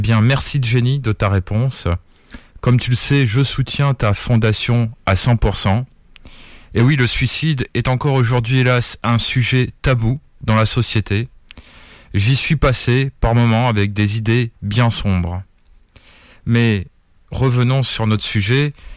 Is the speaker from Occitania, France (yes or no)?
yes; Perpignan, Occitania, France; je suis de Perpignan, en pays catalan ou dans le sud de la France